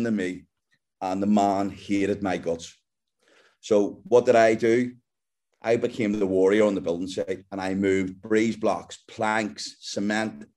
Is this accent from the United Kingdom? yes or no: yes; Belfast, Northern Ireland, United Kingdom; I'm just a kid from Belfast in Northern Ireland. And we grew up, you know, me and my brother and sister in a house full